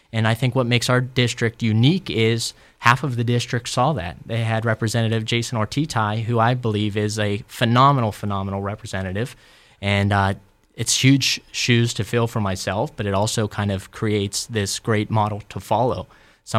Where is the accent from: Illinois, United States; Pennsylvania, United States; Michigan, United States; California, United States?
Pennsylvania, United States; Robinson Township; it's Robinson, kind of my hometown